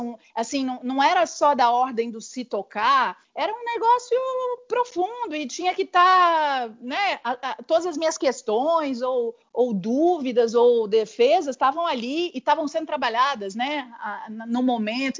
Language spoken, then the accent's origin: Portuguese; interior of São Paulo, Brazil; moved away as an adult; also born or lived in Rio de Janeiro; na minha cidade não que eu não nasci lá, mas onde eu cresci, minha família ainda está lá, no interior de São Paulo